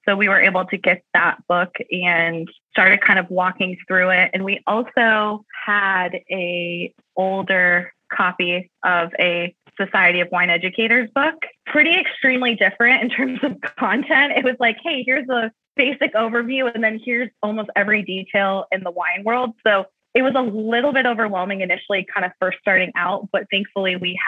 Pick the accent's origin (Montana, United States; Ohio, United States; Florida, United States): Ohio, United States; Columbus; moved away as an adult; also born or lived in United Kingdom / Tucson, Arizona; I say I'm from Columbus. My family's been here for numerous years